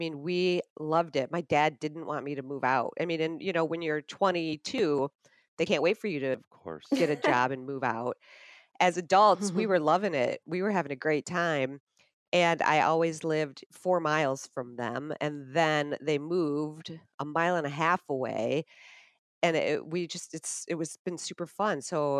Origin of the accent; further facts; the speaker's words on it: Grand Rapids, Michigan, United States; it felt cooler to say I was from Chicago than from Grand Rapids.